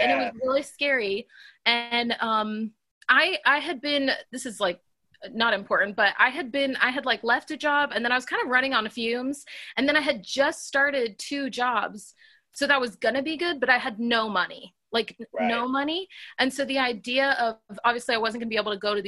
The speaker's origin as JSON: {"language": "English", "region": "North Carolina", "country": "United States", "tie": "born or raised there", "moved": "as an adult", "said": "I grew up in North Carolina."}